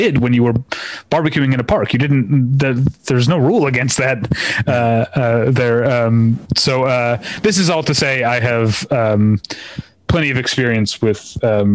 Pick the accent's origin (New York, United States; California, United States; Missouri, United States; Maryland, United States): Missouri, United States; now in Los Angeles, United States; I grew up in Missouri